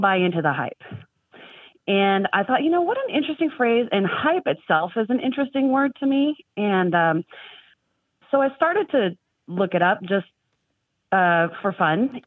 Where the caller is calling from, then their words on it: Los Angeles, California, United States; I'm calling from Los Angeles